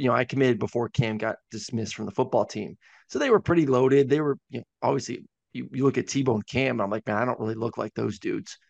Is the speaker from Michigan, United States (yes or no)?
no; Tampa, Florida, United States; growing up in Tampa